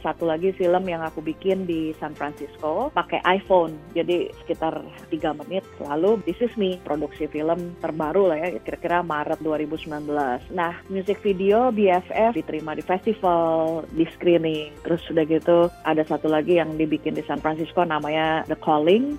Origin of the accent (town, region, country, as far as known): Indonesia; now in Austin, United States